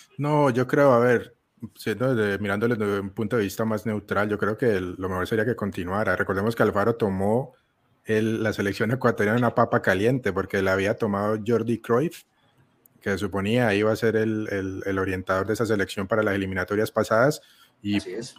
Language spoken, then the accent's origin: Spanish; Colombia; yo siendo colombiano